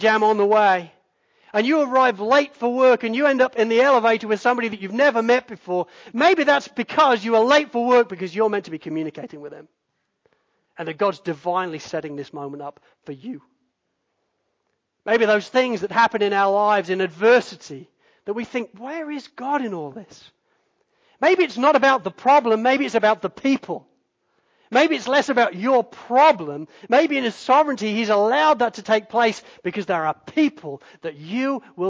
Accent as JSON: {"language": "English", "town": "Spalding", "region": "East Midlands", "country": "United Kingdom", "tie": "born or raised there", "said": "the church that I grew up in Spalding"}